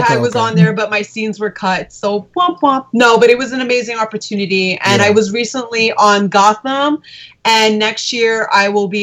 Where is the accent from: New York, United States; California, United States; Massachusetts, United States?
New York, United States; New York City; I was born and raised in Queens, New York.